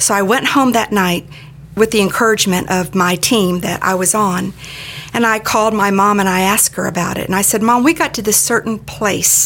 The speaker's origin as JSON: {"language": "English", "town": "Daytona Beach", "region": "Florida", "country": "United States", "tie": "born or raised there", "said": "I grew up in Daytona Beach."}